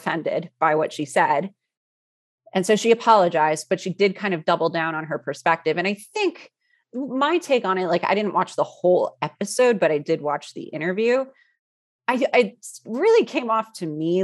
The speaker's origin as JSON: {"language": "English", "town": "Cleveland", "region": "Ohio", "country": "United States", "tie": "born or raised there", "moved": "yes", "said": "I was born in Cleveland"}